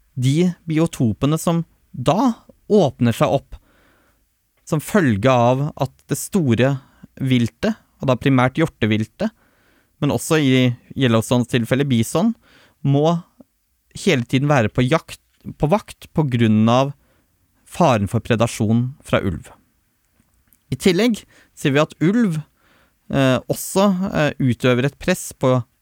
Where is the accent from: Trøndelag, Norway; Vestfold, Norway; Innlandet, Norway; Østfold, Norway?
Innlandet, Norway; Tolga; Jeg er oppvokst i Østerdalen og Glåmdalsregionen